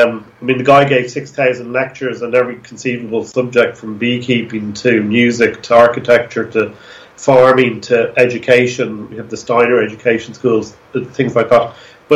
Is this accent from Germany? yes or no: no; Dublin, Leinster, Ireland; Okay, well, I'm actually from Dublin, so you're still interviewing an East Coast.